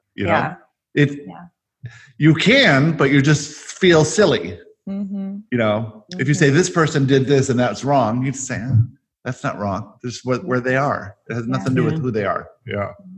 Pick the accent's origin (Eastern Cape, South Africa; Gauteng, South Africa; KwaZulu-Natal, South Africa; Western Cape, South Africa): Gauteng, South Africa; Johannesburg; I was born in Johannesburg, South Africa